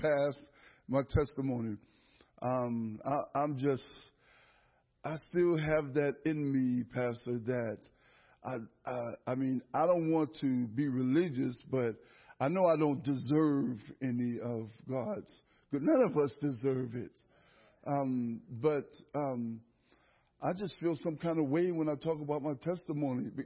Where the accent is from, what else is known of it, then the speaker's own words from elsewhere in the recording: Erie, Pennsylvania, United States; I'm born and raised in Erie, Pennsylvania